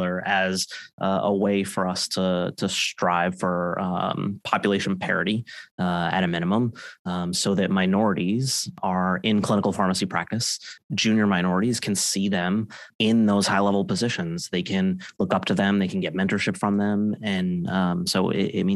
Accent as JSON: {"language": "English", "region": "Connecticut", "country": "United States", "moved": "as an adult", "lives_now": "Boston, United States", "said": "I'm from the Connecticut area, moved to Boston to do my training"}